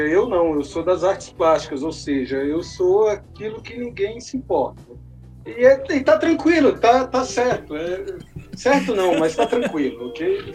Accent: Ceilândia, Federal District, Brazil; A Ceilândia que é a minha cidade, da onde eu vim, onde eu me criei

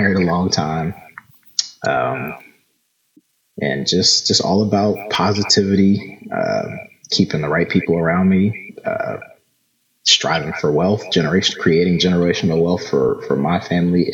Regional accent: Philadelphia, Pennsylvania, United States; also born or lived in Hampton, Virginia; born and raised in Philly.

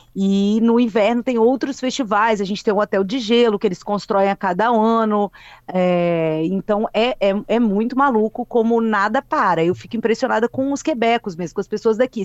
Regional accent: Vila Velha, Espírito Santo, Brazil; moved away as an adult; also born or lived in Vitória / São Paulo; now in Montreal, Canada; como nós capixabas, eu acho que somos também

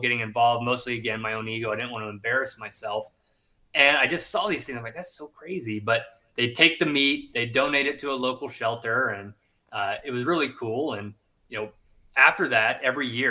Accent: United States; moved away as an adult; also born or lived in South Carolina, United States / Louisiana, United States; I grew up in Georgia and South Carolina, split my time there

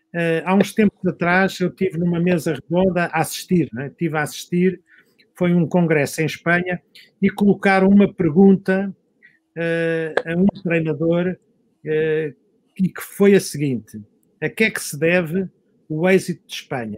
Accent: Algés, Lisbon, Portugal; Eu nasci em Algés. Quem nasci em Algés tinha que aprender a nadar

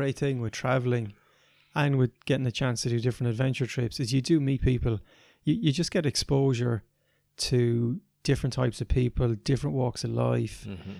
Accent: Ireland; You know, I grew up here in Ireland.

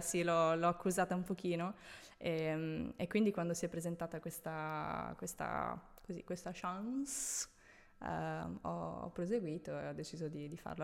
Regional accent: Italy; moved away as an adult; also born or lived in Rome, Italy / Tuscany / Veneto / Dubai; now in Milan, Italy; sono nata a Roma, okay. sono cresciuta in Toscana, in Veneto

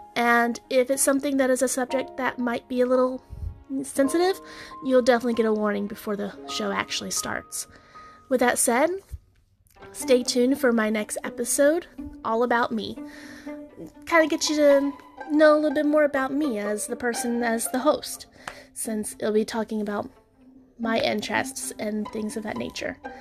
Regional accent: Texas, United States; although I am from the South, I'm from Texas

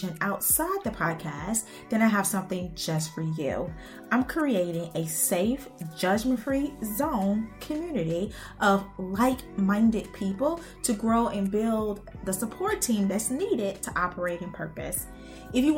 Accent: Chicago Heights, Illinois, United States; also born or lived in Minnesota / Georgia / Texas; now in Houston, United States; Born and raised in Chicago Heights, Illinois

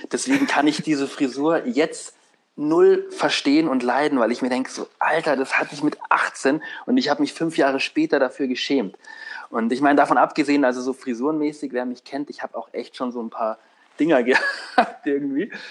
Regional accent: Unterschleißheim, Bavaria, Germany; unter Schleißheim so, ähm, wo ich aufgewachsen bin

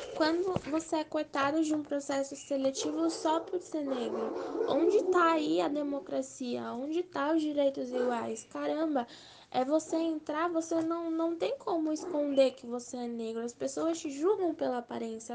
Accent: Brazil; also born or lived in São Paulo; eu sou brasileira

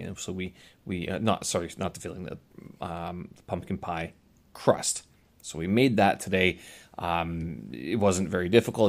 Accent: Winnipeg, Manitoba, Canada; moved away; Winnipeg, my hometown

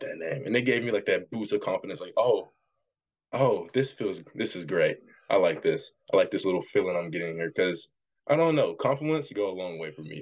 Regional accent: Jackson, Tennessee, United States; I'm from Jackson, Tennessee

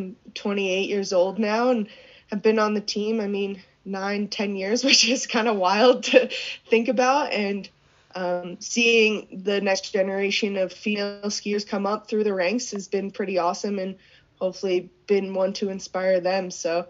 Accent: East Coast, United States; now in Park City, United States; I love that I grew up skiing on the East Coast. Those are my roots.

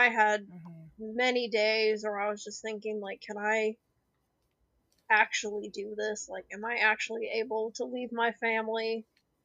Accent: Albuquerque, New Mexico, United States; moved away as an adult; also born or lived in Ohio; I'm from Albuquerque, New Mexico. And we got married down there

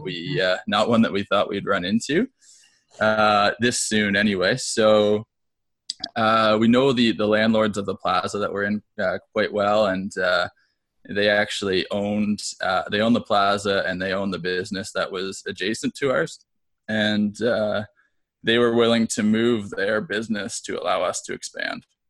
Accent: Peterborough, Ontario, Canada; also born or lived in Hamilton, Ontario; moved back to Peterborough, which is my hometown

